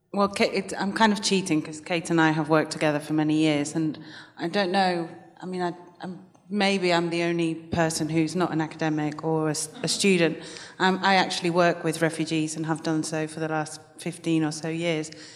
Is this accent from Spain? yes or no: yes; Spain; now in United Kingdom; I'm also from Spain